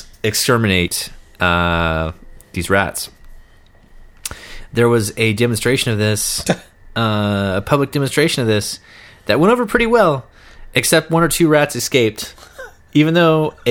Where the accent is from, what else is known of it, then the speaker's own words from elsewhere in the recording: Kansas, United States; we're from Kansas